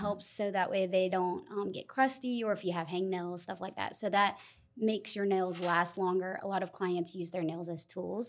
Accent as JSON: {"language": "English", "town": "Lexington", "region": "South Carolina", "country": "United States", "tie": "born or raised there", "said": "I was raised in Lexington"}